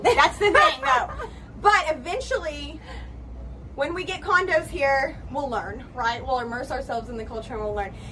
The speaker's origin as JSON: {"language": "English", "region": "Texas", "country": "United States", "said": "I am so Texan"}